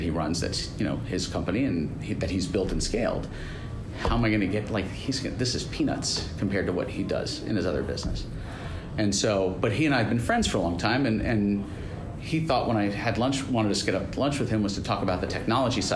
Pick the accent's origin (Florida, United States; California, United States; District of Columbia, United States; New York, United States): New York, United States; now in Phoenix, United States; When I was living in New York, when I was born and raised here, I was from Queens